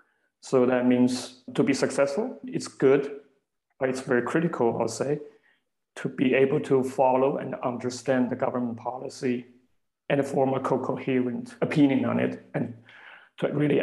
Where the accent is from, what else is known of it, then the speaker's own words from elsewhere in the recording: China; now in Berlin, Germany; Originally, I'm from China.